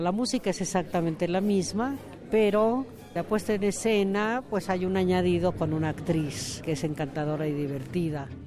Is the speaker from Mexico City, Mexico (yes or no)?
yes; Mexico City, Mexico; soy compositora mexicana de Coyoacán